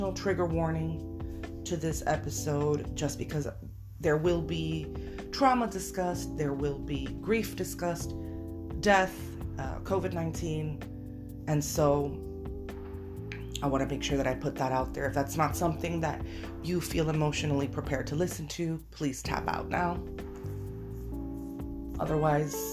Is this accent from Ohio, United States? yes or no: no; Miami, Florida, United States; I was born on December 7th, 1986 in Miami, Florida, to two Cuban parents